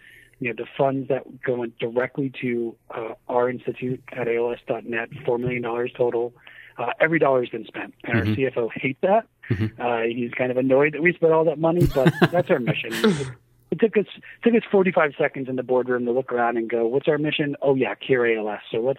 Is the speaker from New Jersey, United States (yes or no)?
no; New Hampshire, United States; No, I'm originally from New Hampshire, so I often get accused of having like a Canadian accent.